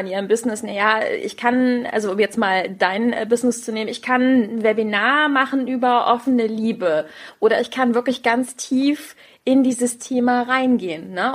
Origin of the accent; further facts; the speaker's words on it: Rhineland, Germany; accent: Rhenish; Wenn, wenn ich mit meinem, mit meinem Rheinländisch so um die Ecke komme, es ist halt auch in meinem Herzen drin. Ich bin Rheinländerin